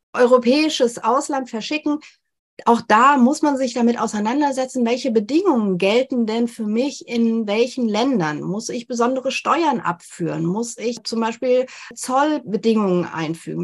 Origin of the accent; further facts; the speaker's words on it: Germany; bei uns in Deutschland